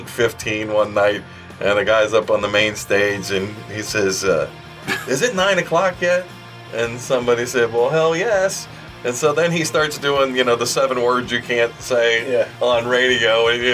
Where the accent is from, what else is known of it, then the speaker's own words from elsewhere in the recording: United States; I always just say I'm American.